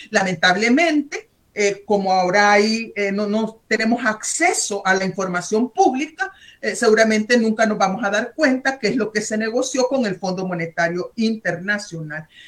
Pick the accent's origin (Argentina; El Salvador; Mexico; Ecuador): El Salvador; soy salvadoreña